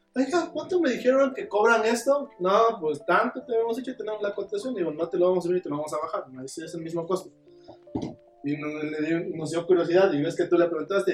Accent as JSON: {"language": "Spanish", "region": "Oaxaca", "country": "Mexico", "said": "Yo también soy de Oaxaca"}